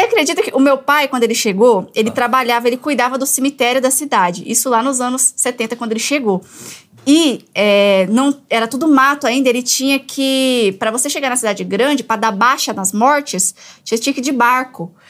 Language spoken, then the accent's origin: Portuguese; Tabaporã, Mato Grosso, Brazil; moved away; sou de Tabaporã, Mato Grosso